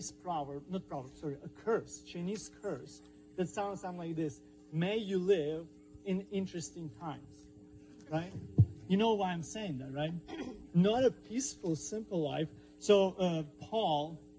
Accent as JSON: {"language": "English", "country": "Ukraine", "tie": "born or raised there", "moved": "yes", "said": "my country that I grew up, Ukrainian Soviet Republic"}